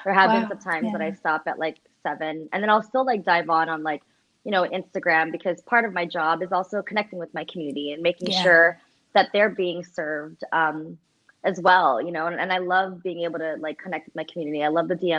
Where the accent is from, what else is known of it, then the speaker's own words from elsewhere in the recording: United States; as a Filipino American growing up Catholic